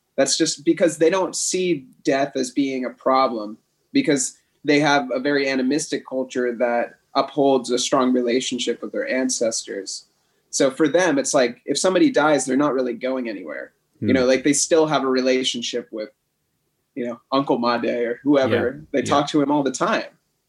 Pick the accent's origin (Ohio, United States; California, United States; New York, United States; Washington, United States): California, United States; San Francisco Bay Area; moved away as an adult; now in Ubud, Indonesia; I grew up in California, yep. In San Francisco Bay Area.